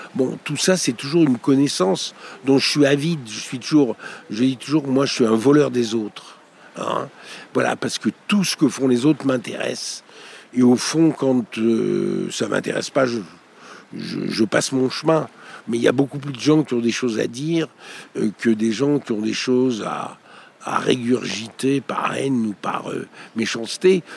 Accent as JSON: {"language": "French", "town": "Marseille", "region": "Provence-Alpes-Côte d'Azur", "country": "France", "also_born_or_lived": "Corsica", "said": "je suis corse et marseillais"}